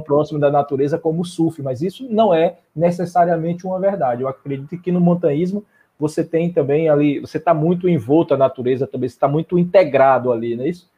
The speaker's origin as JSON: {"language": "Portuguese", "region": "southern Bahia", "country": "Brazil", "moved": "yes", "lives_now": "Salvador, Brazil", "said": "moro em Salvador, mas eu sou do sul da Bahia"}